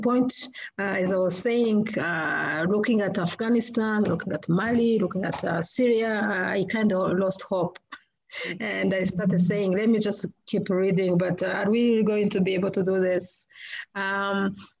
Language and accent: English; Rwanda; moved away as an adult; now in United States; I come from Rwanda